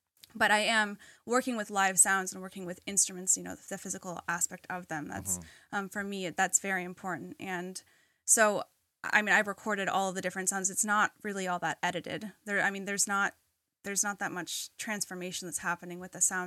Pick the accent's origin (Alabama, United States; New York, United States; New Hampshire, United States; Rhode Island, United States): New Hampshire, United States; Jaffrey; my hometown in Jaffrey, New Hampshire